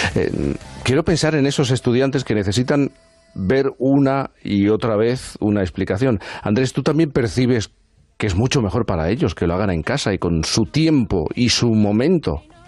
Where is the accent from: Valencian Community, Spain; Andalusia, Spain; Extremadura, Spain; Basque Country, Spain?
Andalusia, Spain; Cádiz; Los Barrios, en Cádiz, en mi tierra